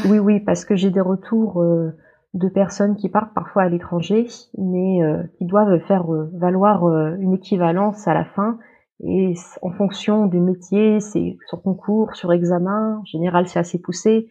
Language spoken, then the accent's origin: French; Paris region, Île-de-France, France; moved away as an adult; also born or lived in Le Mans, France; now in Hanover, Germany; je suis originaire de région parisienne